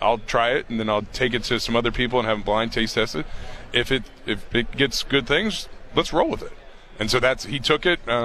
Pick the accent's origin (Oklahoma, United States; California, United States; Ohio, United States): Ohio, United States; Dayton; I grew up in Dayton, Ohio.